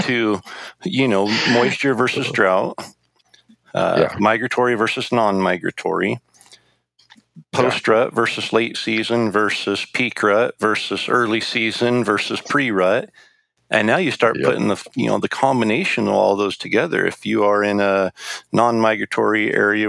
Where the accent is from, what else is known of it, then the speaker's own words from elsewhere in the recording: Idaho, United States; me growing up in Idaho